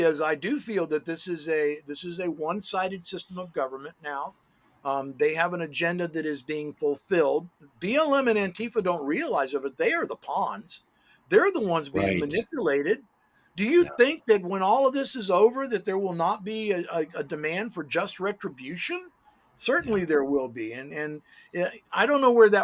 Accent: United States; I'm an American

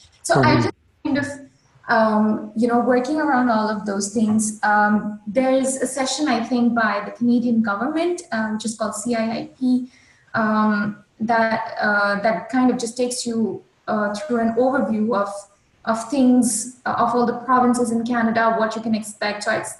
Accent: India; accent: Indian; English is a second language; Another thing that I worked on was neutralizing my accent. So if you hear an Indian, if you hear a native Indian speaker, it's a very heavy accent.

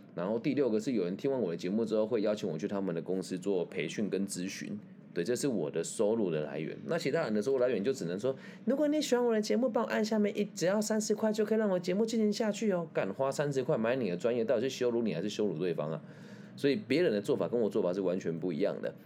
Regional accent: Taiwan; 像我们台湾这边

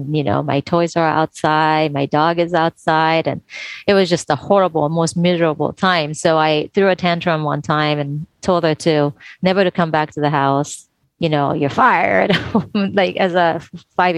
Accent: Tokyo, Japan; I was born and raised in Tokyo, Japan

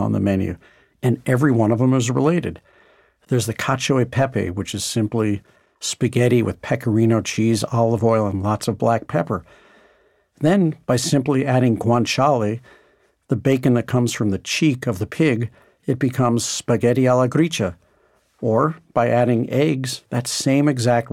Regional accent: St. Louis, Missouri, United States; growing up in St. Louis

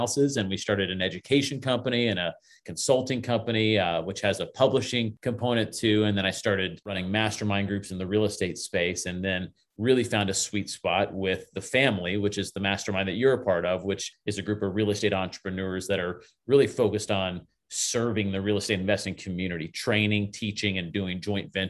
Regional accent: Lutz, Florida, United States; I grew up in Lutz, which when I grew up in Lutz, Florida, it was all orange groves and cow fields.

